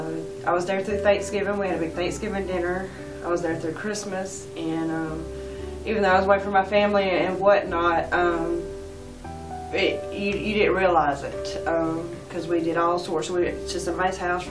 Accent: Edder, Georgia, United States; I'm from Edder, Georgia

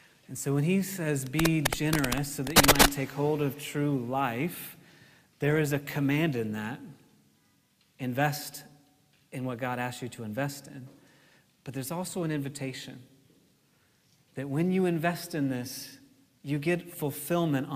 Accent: United States; as American Christians

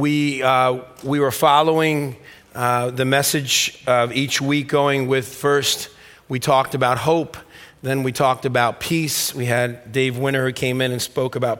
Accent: Stamford, Connecticut, United States; When I grew up in Stamford, Connecticut

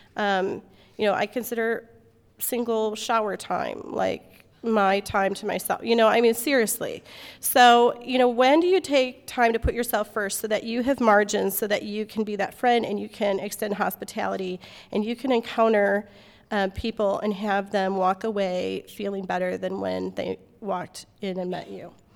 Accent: Midwest, United States; moved away as an adult; also born or lived in Alaska; I grew up in the Midwest where, like, people bring you food for everything

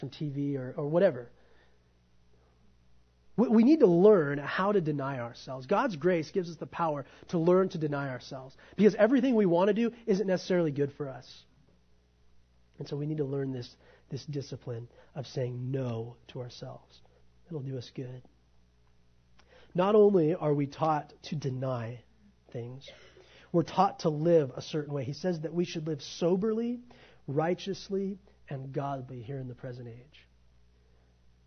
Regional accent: United States; I'm an American

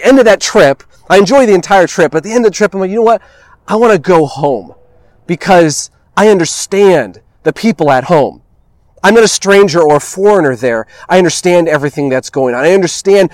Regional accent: California, United States; before I am an American, before I am Mexican or Italian, before I am a Californian, I am a child of God

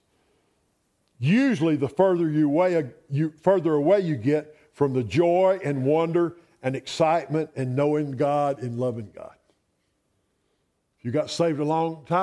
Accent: Roswell, Georgia, United States; I was born in Roswell, Georgia. We were poor

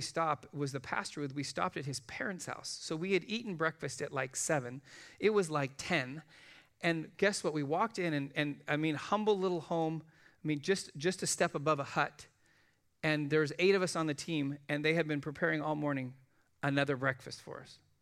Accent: United States; I'm an American

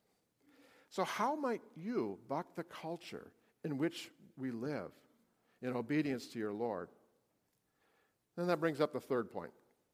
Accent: United States; we as American Christians

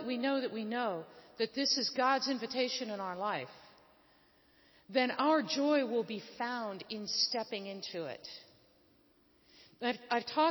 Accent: Northeast, United States; moved away; also born or lived in Afghanistan; I also came out of the Northeast

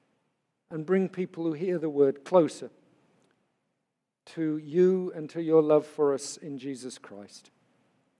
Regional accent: England, United Kingdom; moved away; an Englishman who was raised to believe that boys don't cry

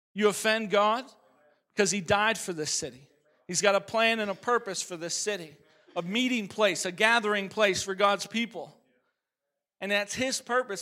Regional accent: Chicago, Illinois, United States; also born or lived in Oregon; I'm originally from Oregon. I was born in Oregon, but my dad and mom split up when I was four. Pretty common story these days. And my mom moved to Chicago

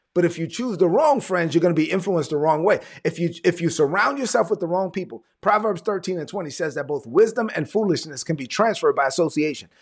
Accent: New York City, New York, United States; So I'm a son of immigrant parents from the Dominican Republic. I'm from Brooklyn

